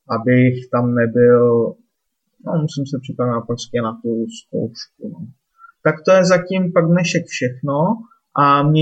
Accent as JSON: {"language": "Czech", "town": "Litvínov", "region": "Ústí nad Labem Region", "country": "Czechia", "moved": "yes", "said": "zítra večer po práci hned jedu domů do Litvínova, jedu se podívat za rodiči"}